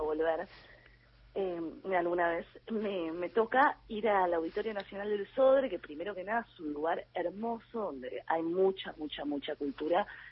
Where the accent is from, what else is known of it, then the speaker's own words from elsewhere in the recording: Montevideo, Uruguay; accent: Uruguayan; yo me absorbo todas las vocales porque soy bien uruguaya